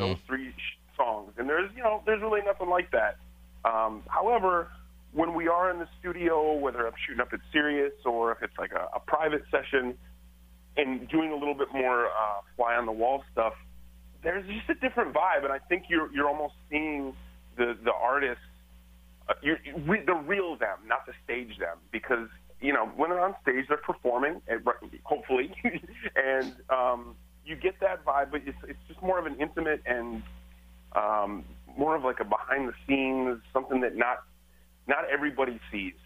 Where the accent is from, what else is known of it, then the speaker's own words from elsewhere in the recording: Michigan, United States; moved away; I'm from Michigan and the Detroit Flint